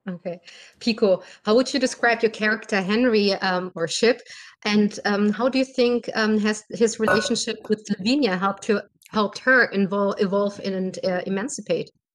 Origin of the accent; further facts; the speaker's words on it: Berlin, Germany; English is a second language; I'm from Berlin, Germany.